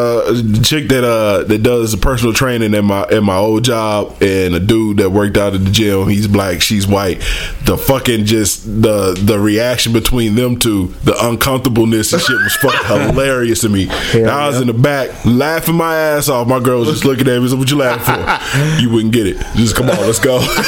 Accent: Cameroon; I'm from Cameroon.

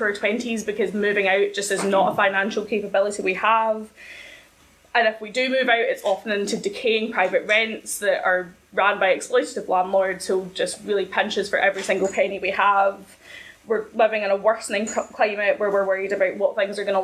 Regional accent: Ayrshire, Scotland, United Kingdom; I'm initially from Ayrshire

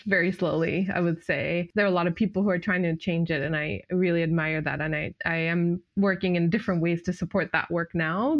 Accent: Japan; now in United States; growing up in Japan

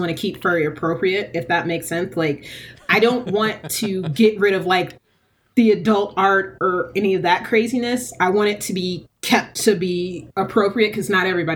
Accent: Decatur, Georgia, United States; I lived in Decatur growing up in Georgia

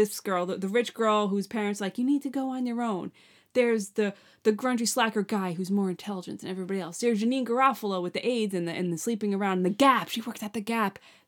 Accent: New York, United States; like we're from Long Island, like that's Montauk, you know?

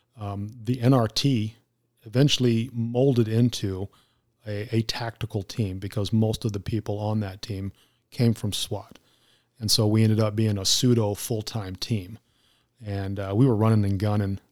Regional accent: Arizona, United States; as a native Arizonan

